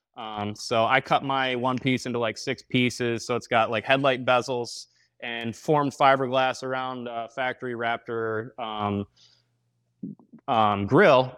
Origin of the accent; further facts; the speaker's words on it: Grand Rapids, Michigan, United States; I am from Grand Rapids, Michigan